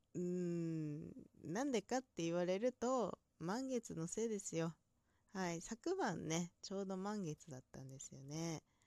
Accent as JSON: {"language": "Japanese", "region": "inland Hokkaido", "country": "Japan", "said": "北海道の内陸というところであまり鉛のない地方"}